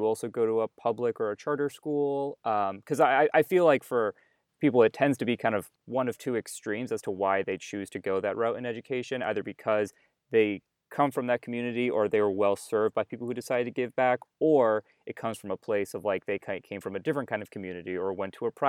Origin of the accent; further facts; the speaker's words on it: New Hampshire, United States; I mean, I'm white and I grew up in New Hampshire, and there's a certain amount of privilege that comes with that.